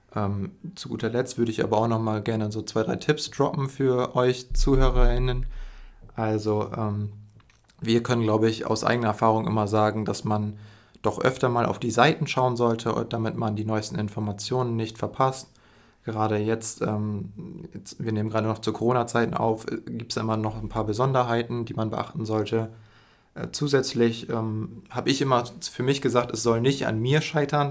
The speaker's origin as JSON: {"language": "German", "town": "Emden", "region": "Lower Saxony", "country": "Germany", "tie": "born or raised there", "said": "ich bin auch in Emden aufgewachsen, das heißt, ich bin ein Lokaler"}